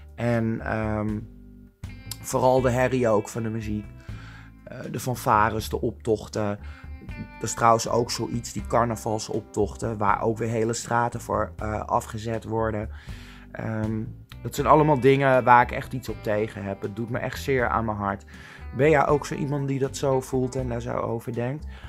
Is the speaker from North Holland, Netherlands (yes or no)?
yes; Amsterdam, North Holland, Netherlands; Ik kom zelf uit Amsterdam.